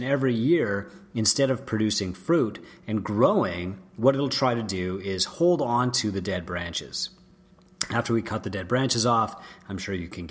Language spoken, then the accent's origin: English; St. Joseph Island, Ontario, Canada; I grew up on St. Joseph Island, which used to be a massive apple producer in Canada.